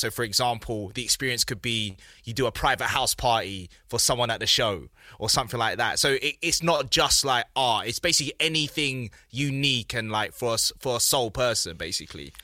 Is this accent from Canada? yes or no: no; London, United Kingdom; I grew up in South London